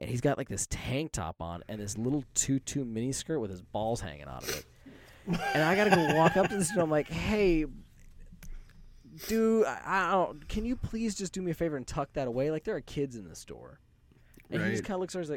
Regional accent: Las Vegas, Nevada, United States; Growing up in Vegas is just, it's a very odd place

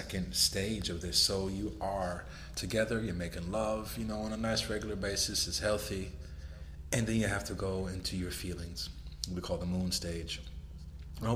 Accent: Los Angeles, California, United States; moved away as an adult; now in Miami Beach, United States; I'm living in Miami Beach, Florida now, and I'm from Los Angeles

